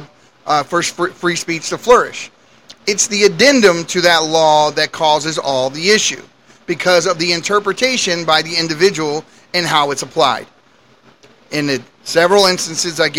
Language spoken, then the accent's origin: English; United States; As American citizens